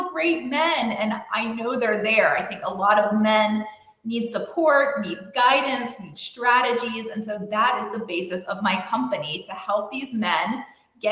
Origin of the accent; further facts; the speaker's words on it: Columbia, South Carolina, United States; also born or lived in Indiana / Boston, Massachusetts; I was born and raised. I'm from Columbia, South Carolina